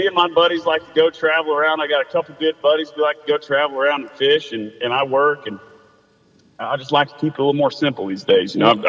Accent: Savannah, Georgia, United States; also born or lived in Charleston; Man, I was born and raised down here in Savannah, Georgia.

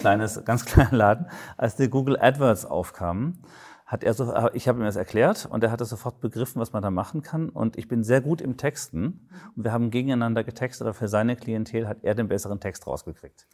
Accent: Baden-Württemberg, Germany; Ich komme aus Baden-Württemberg

